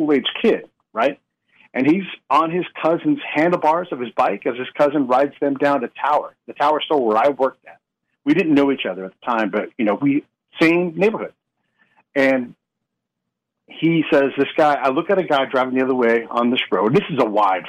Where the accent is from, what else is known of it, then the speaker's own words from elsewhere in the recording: United States; as an American